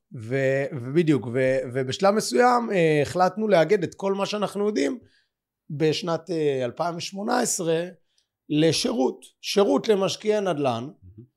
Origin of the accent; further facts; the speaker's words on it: Bat Yam, Tel Aviv District, Israel; אנחנו גם מקומיים, גדלנו בבת ים